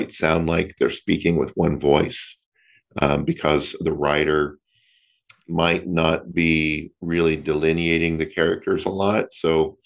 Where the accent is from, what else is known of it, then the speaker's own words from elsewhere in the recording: Florida, United States; now in Long Beach, United States; I am originally from Florida. I grew up there and left Florida for California in 1999.